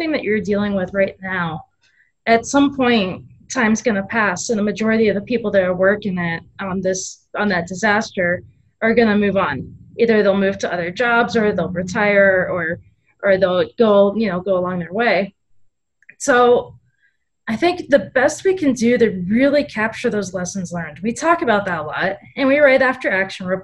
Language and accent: English; Miami, Florida, United States; I grew up in Miami, Florida, just outside of Miami